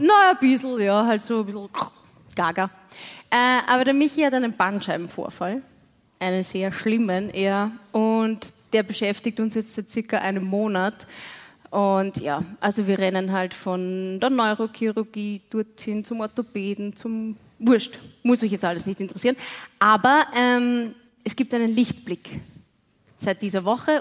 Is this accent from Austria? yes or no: yes; Waldviertel, Lower Austria, Austria; ich komme aus dem Waldviertel